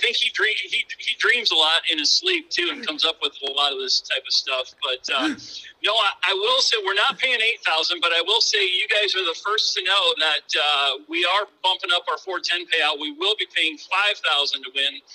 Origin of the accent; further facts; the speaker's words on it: Jackson, Minnesota, United States; moved away as an adult; also born or lived in Marshall, Minnesota; now in Sioux Falls, United States; I grew up in Jackson, Minnesota, so I kind of grew up at the racetrack